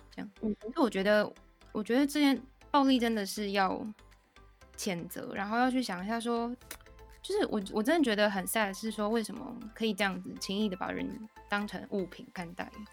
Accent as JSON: {"language": "Chinese", "country": "Taiwan", "said": "我们台湾人"}